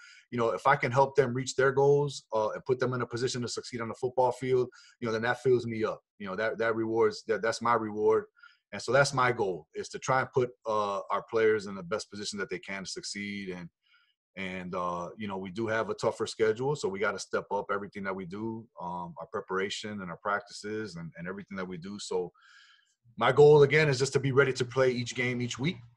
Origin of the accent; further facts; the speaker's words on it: Chicago, Illinois, United States; I'm born and raised in Chicago.